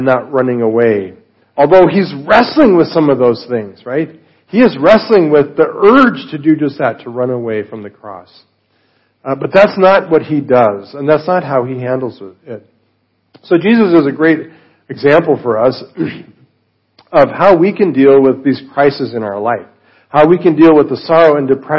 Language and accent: English; Colorado, United States; I'm from Colorado